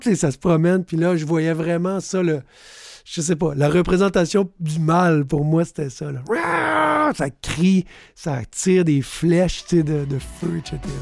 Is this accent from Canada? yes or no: yes; Sept-Îles, Quebec, Canada; now in Montreal, Canada; Je viens de Sept-Îles, sur la côte nord, fils d'un nord-côtier aussi de Havre-Saint-Pierre et d'une mère gaspésienne de Petite-Vallée. Mais j'habite depuis beaucoup trop longtemps à Montréal